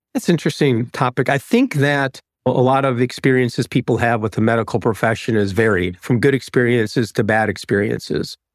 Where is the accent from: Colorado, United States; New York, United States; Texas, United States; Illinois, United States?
Illinois, United States; Chicago; moved away as an adult; also born or lived in Atlanta; I'm from Chicago, is, is my wife, but we moved to Atlanta for an opportunity